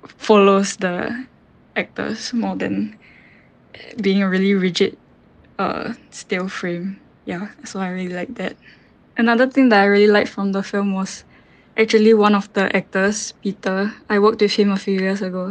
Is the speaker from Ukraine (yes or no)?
no; Singapore; I'm a filmmaker from Singapore